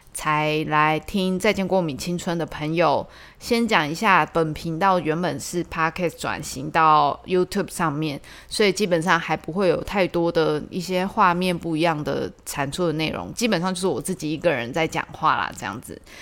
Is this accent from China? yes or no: no; Tainan, Taiwan; 我以前是住在中西区，就是台南中西区